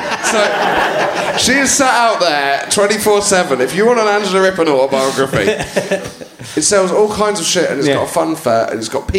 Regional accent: Haytor Vale, South West England, United Kingdom; I was from a village called Haytor Vale, which I wouldn't expect you to know, on Dartmoor.

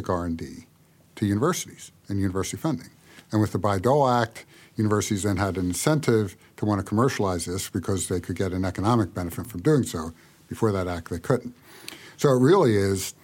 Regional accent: United States; we in the U.S.

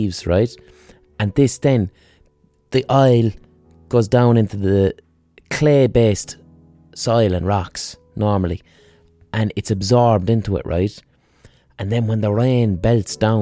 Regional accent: Ireland; we as Irish people

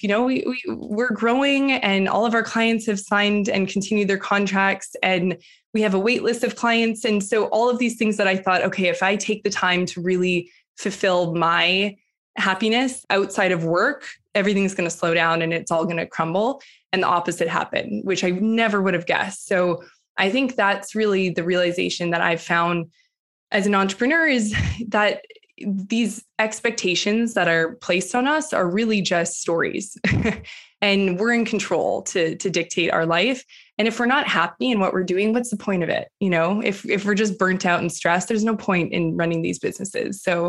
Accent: Western Canada, Canada; moved away as an adult; now in New York, United States; Like you, I grew up, I'm from Western Canada originally, but the last decade I've been in New York.

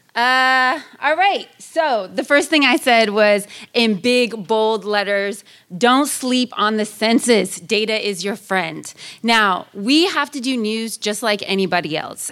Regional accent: Sacramento, California, United States; also born or lived in Oakland, California; I grew up in Sacramento, California, one of the most diverse counties in all of California

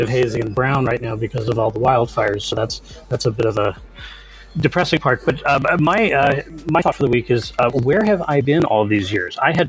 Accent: Southern California, United States; I grew up in Southern California

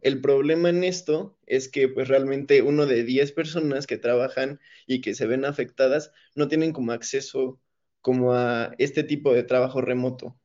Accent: Mexico; nosotros como mexicanos

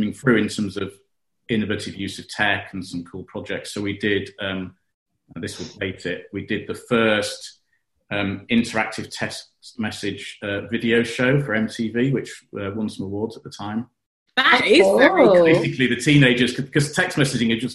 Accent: York, Yorkshire and the Humber, United Kingdom; moved away as an adult; also born or lived in Cambridge; my hometown of York

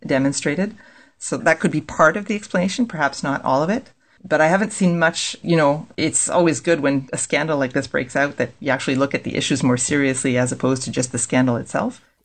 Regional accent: Manitoba, Canada; moved away as an adult; also born or lived in Nova Scotia; now in Quebec, Canada; I'm originally from Manitoba, actually born in Nova Scotia. I arrived in Quebec as a master's student

